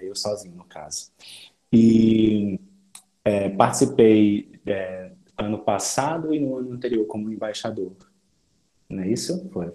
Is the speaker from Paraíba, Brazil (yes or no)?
yes; João Pessoa, Paraíba, Brazil; sou de João Pessoa, Paraíba